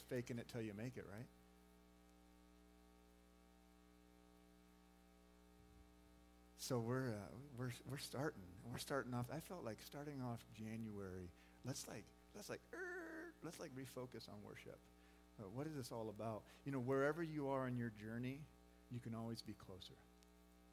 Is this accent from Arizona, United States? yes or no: yes; Phoenix, Arizona, United States; now in Kearney, United States; growing up in Phoenix, Arizona, in a small church